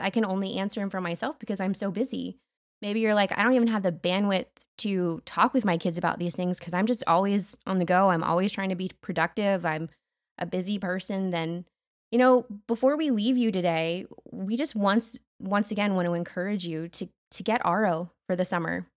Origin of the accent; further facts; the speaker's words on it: United States